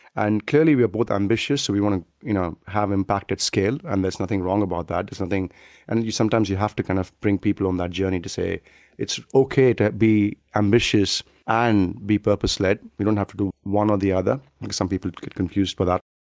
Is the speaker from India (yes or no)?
yes; South India, India; moved away as an adult; now in United Kingdom; in a kind of small town in South India